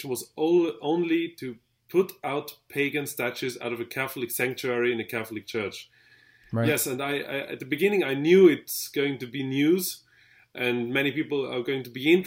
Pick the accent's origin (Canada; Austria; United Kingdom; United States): Austria; Vienna; I'm from Vienna in Austria.